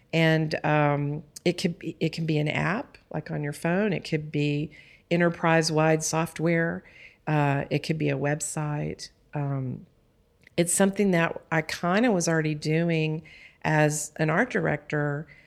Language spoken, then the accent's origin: English; Texas, United States; I'm from Texas